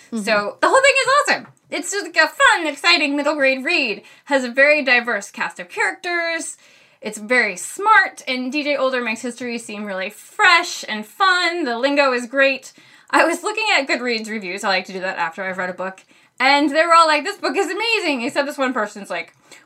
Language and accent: English; Maine, United States; accent: Maine; I can never tell with my main accent